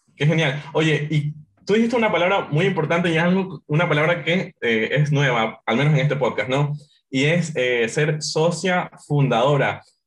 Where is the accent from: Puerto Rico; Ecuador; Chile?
Ecuador; como ecuatorianos tenemos como esta calidad, esta calidez